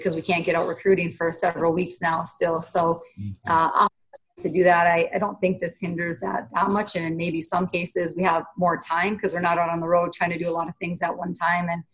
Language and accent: English; Minnesota, United States; moved away; I haven't always been in my home state, which is Minnesota